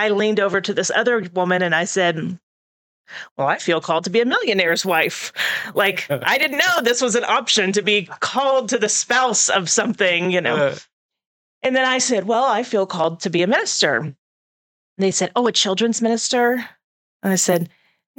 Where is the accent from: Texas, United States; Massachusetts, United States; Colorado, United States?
Texas, United States; Houston; moved away as an adult; also born or lived in Los Angeles; now in Putnam County, United States; I grew up in Houston, then I lived in Los Angeles, and then I moved here